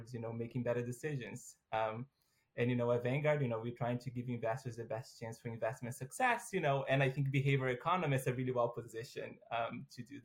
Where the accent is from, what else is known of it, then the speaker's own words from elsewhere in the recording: Brazil; moved away as an adult; now in United States; I am originally from Brazil. So I got a full ride scholarship to go study in the U.S.